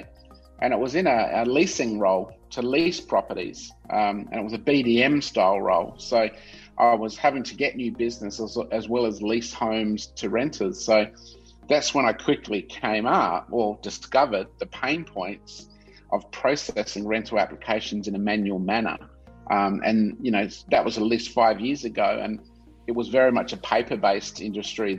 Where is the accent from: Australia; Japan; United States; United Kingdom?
Australia; Adelaide, South Australia; also born or lived in Melbourne / Vancouver; I was born and bred in Adelaide, Australian. So I grew up in South Australia.